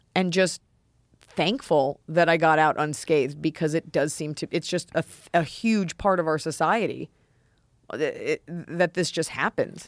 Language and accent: English; United States; I'm too programmed as an American